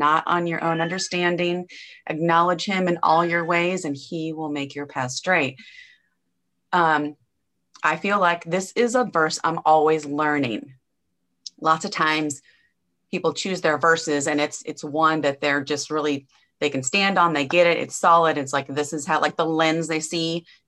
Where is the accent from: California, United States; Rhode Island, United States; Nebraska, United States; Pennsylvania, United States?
Nebraska, United States; now in Angleton, Texas, United States; I was born and raised in Nebraska, and I've lived a few different places kind of all over the country.